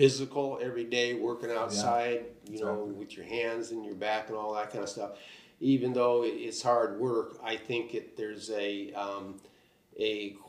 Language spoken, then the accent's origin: English; Bay Area, California, United States; now in Napa, United States; I grew up in the Bay Area